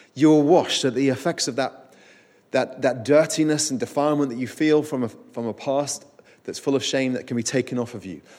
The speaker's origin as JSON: {"language": "English", "town": "Winchester", "region": "South East England", "country": "United Kingdom", "tie": "born or raised there", "said": "I grew up in Winchester where There is a great ancient cathedral"}